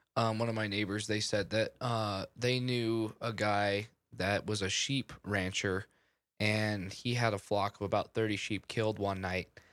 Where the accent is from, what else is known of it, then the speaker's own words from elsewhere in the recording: Utah, United States; Andrew and I, we're from, uh, we're from Utah